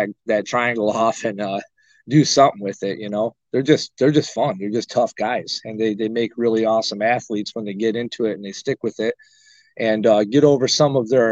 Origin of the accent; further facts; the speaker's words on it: Arcade, New York, United States; moved away; also born or lived in Springville, New York / Cheektowaga, New York; I was born in Springville, raised in West Valley, Arcade